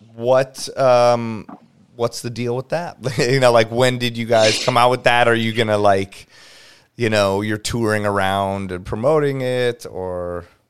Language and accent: English; Los Angeles, California, United States; born and raised